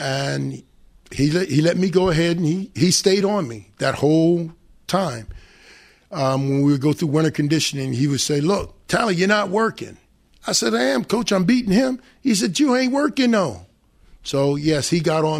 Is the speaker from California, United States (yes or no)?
no; Cleveland, Ohio, United States; I grew up in Cleveland